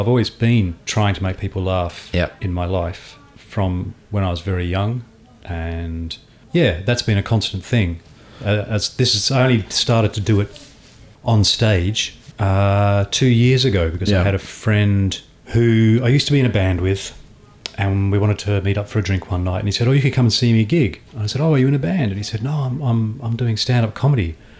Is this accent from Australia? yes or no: yes; Australia; moved away as an adult; now in London, United Kingdom; When I first came to London, I felt like I was very, very interesting because I came all the way from Australia.